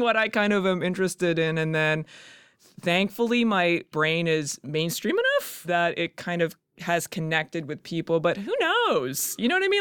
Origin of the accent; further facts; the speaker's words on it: Calgary, Alberta, Canada; moved away as an adult; also born or lived in Kingston / Edmonton / New York; now in Toronto, Canada; growing up in Calgary, I was always, like, it's very conservative.